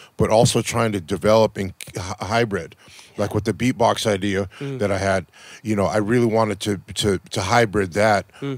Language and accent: English; Los Angeles, California, United States; I'm not from New York, I'm from Los Angeles